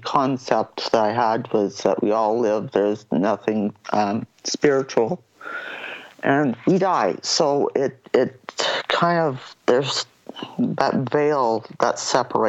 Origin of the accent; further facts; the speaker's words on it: Calgary, Alberta, Canada; now in Saskatoon, Canada; I was born and raised in Calgary, Alberta. I am currently in Saskatoon because it's a lot smaller